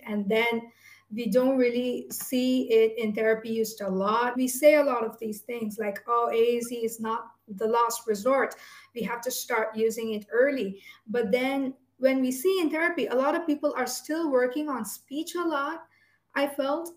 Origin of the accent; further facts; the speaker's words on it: India; when I was born in India